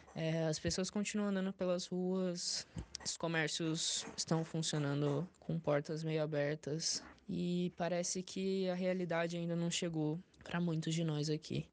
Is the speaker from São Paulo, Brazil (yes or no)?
yes; São Paulo, Brazil; sou daqui do Distrito da Pedreira, zona sul de São Paulo